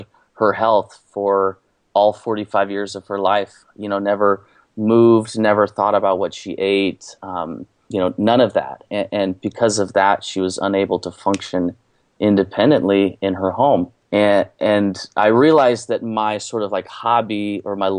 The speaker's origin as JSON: {"language": "English", "region": "Kansas", "country": "United States", "tie": "born or raised there", "also_born_or_lived": "Westcliffe, Colorado", "moved": "yes", "lives_now": "Missouri, United States", "said": "So I grew up in Kansas and moved out to Colorado"}